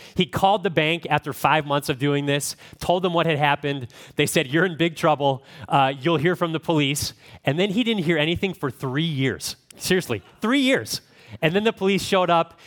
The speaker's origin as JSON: {"language": "English", "region": "Midwest", "country": "United States", "said": "I'm from the Midwest, so I don't sound like an Australian"}